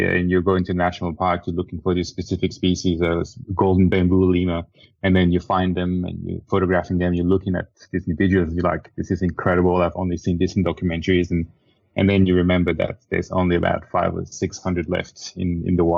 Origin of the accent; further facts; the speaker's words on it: Madagascar; I grew up in Madagascar. I was born in Madagascar